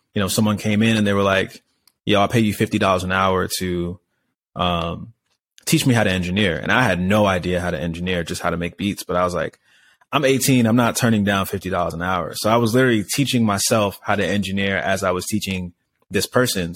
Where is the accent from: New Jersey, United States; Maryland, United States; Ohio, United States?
Maryland, United States; Laurel; moved away as an adult; also born or lived in Orange County / Hollywood; now in Los Angeles, United States; I grew up in a town called Laurel, Maryland